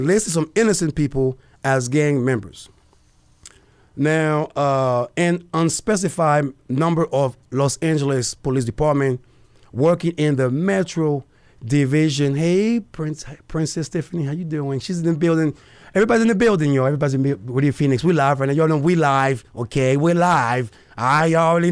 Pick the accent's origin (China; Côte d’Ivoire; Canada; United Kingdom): Côte d’Ivoire; now in Arizona, United States; my hometown, Cote d'Ivoire, aka Ivory Coast